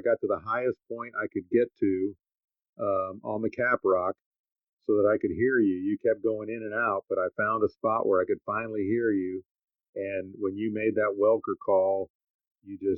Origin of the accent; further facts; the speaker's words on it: Dallas, Texas, United States; also born or lived in Lubbock, Texas; I grew up in Dallas. I live in Dallas.